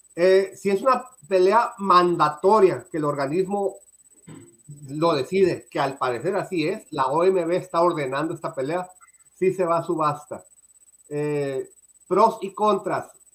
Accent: Mexico; a mí como mexicano

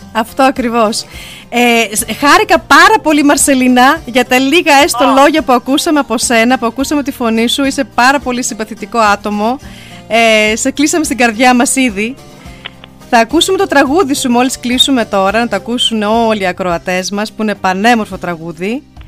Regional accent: Germany; που είμαστε Ελληνίδε και γεννηθήκαμε στη Γερμανία

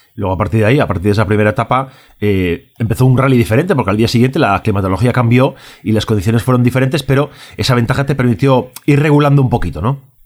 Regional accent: Galicia, Spain; yo como gallego también me siento muy orgulloso

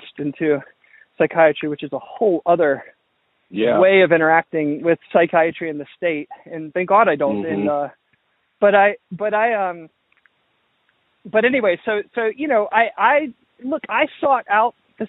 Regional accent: Georgia, United States; I grew up in the South, in the Southeast, in Georgia.

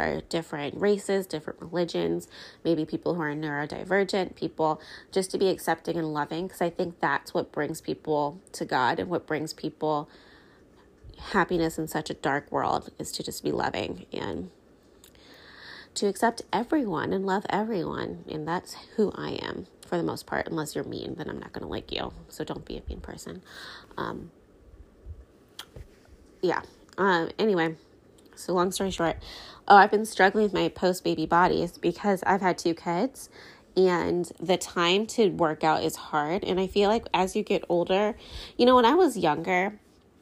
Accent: United States; I'm American.

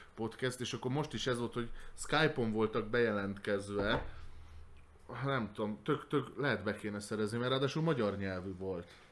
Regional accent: Hungary; magyarok vagyunk

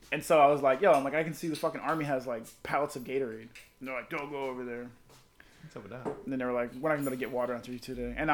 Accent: Florida, United States; She's like, where you from? I'm like South Florida. She's like, I'm from Jupiter. I'm like, I oh, that ain't near me.

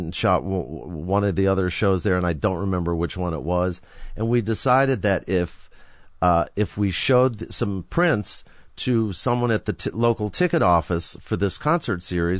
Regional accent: Forest Hills, New York, United States; I grew up in Forest Hills, New York.

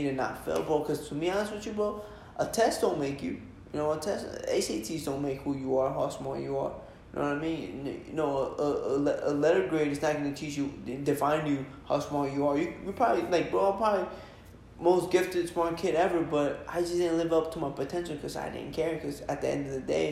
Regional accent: Red Bank, United States; now in California, United States; when we're from Red Bank

